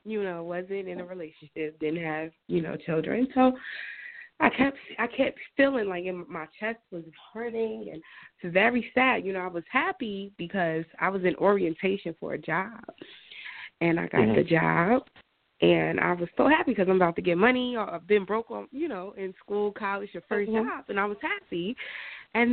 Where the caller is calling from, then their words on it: New Jersey, United States; I'm going from Jersey.